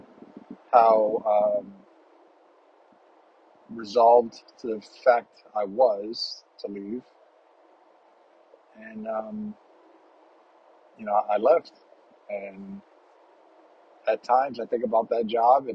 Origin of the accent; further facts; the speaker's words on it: New York, United States; moved away as an adult; I grew up in Harlem